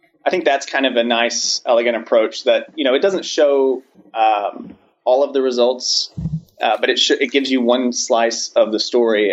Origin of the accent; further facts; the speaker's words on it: Charlotte, North Carolina, United States; I'm from North Carolina, so I know immediately to look at the small sliver of counties around Charlotte where I grew up